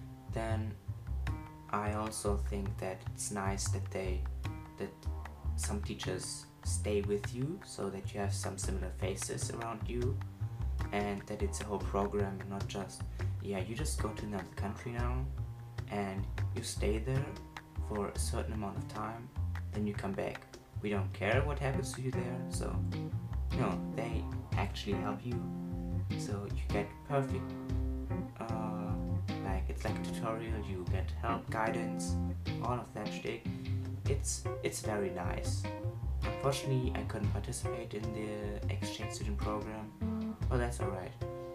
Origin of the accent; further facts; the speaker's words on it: Germany; accent: German; English is a second language; I want my German accent to kind of go away, but I believe that just spending a gap year in another country won't necessarily erase my accent